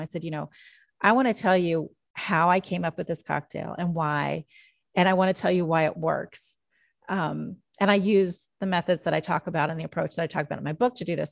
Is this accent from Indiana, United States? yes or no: yes; Jeffersonville, Indiana, United States; also born or lived in Nashville, Tennessee; now in Kentucky, United States; I grew up in Jeffersonville, Indiana